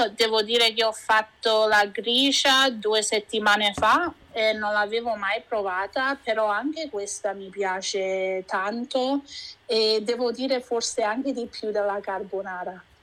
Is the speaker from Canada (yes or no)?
yes; Vancouver, British Columbia, Canada; also born or lived in Sperlonga, Lazio, Italy (parents' origin); sono nata e cresciuta qui a Vancouver